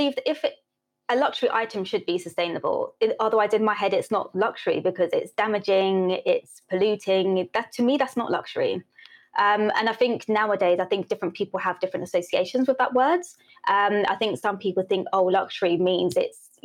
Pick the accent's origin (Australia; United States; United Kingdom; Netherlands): United Kingdom; also born or lived in St. Elizabeth, Jamaica (ancestry, summers); I was born here